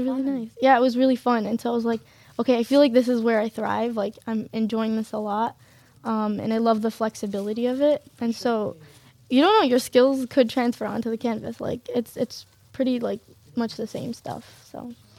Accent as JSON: {"language": "English", "town": "Detroit", "region": "Michigan", "country": "United States", "tie": "born or raised there", "said": "my parents immigrated from Syria and born and raised in Detroit, Michigan"}